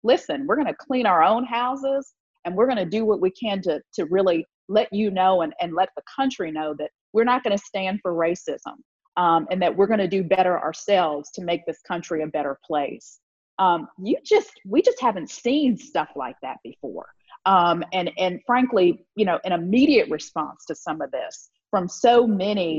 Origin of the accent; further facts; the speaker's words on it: Virginia, United States; moved away as an adult; now in Mississippi, United States; I'm from Virginia, so I've lived in the South most of my life